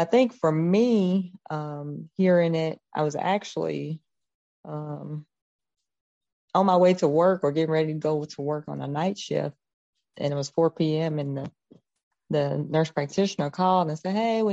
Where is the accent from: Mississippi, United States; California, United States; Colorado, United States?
Mississippi, United States; Carthage; I'm from Carthage, a little town about an hour outside of Jackson